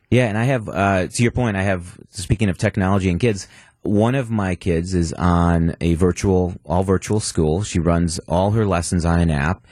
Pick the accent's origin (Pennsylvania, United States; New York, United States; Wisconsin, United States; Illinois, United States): Wisconsin, United States; Milwaukee; born and raised in Milwaukee, M P S grad